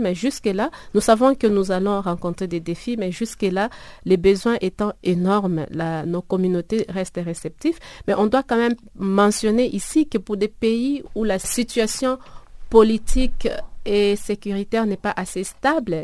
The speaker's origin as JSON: {"language": "French", "country": "DR Congo", "moved": "yes", "said": "mon pays d'origine"}